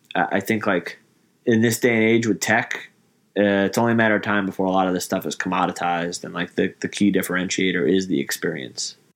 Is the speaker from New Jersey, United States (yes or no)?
no; New York, United States; I grew up in New York